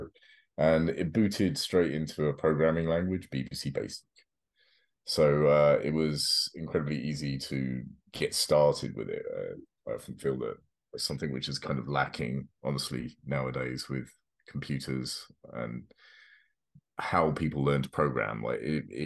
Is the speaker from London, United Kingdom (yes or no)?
yes; London, United Kingdom; moved away as an adult; now in North Carolina, United States; I grew up South London, England